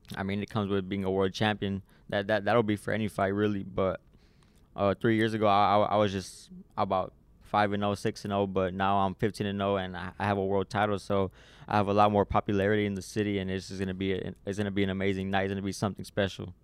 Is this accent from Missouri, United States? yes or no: no; San Antonio, Texas, United States; here in my hometown